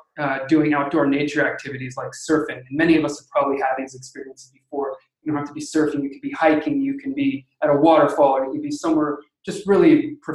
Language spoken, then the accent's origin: English; Los Angeles, California, United States; my hometown, just inland in Los Angeles